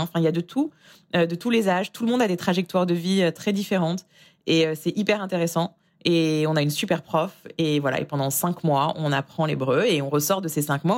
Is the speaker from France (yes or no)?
yes; France; moved away as an adult; also born or lived in Israel; now in New York, United States; j'ai quitté la France en 2014 pour ce qui devait être une simple année sabbatique en Israël